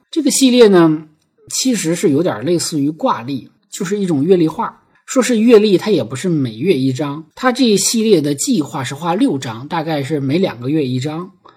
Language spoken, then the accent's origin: Chinese; Heilongjiang, China; moved away; 我们黑龙江老家的这个雪乡